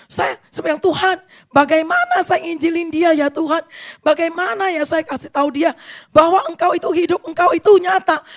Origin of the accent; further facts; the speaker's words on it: Medan, North Sumatra, Indonesia; Saya orang Medan. Orang Medan itu biasanya agak keras ya, sombong biasanya ya.